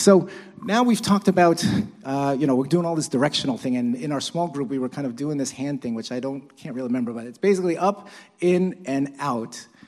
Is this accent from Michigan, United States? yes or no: no; New York City, New York, United States; I'm Chinese, although my parents were born in Korea, but, uh, but, and I was born in Brooklyn, actually.